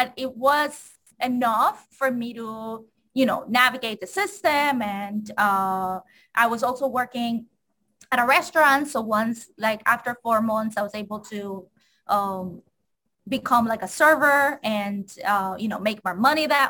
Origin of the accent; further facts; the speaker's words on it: Cali, Valle del Cauca, Colombia; English is a second language; moved away as an adult; also born or lived in Florida, United States; now in Washington, D.C., United States; I grew up in Cali, so that was like my hometown